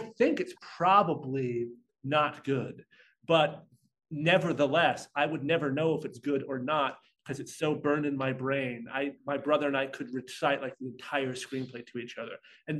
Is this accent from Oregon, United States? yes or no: yes; Portland, Oregon, United States; growing up in Portland, Oregon